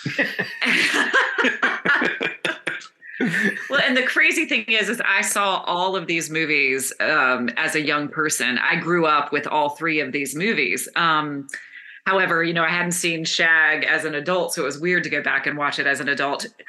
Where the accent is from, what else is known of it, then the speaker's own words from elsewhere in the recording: Concord, North Carolina, United States; Charlotte Motor Speedway is actually in Concord, my hometown